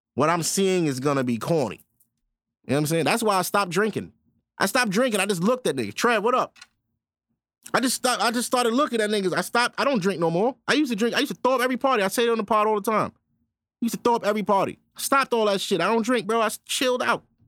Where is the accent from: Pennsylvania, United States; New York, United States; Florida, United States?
New York, United States; New York City; I'm from Brooklyn, New York, born and raised.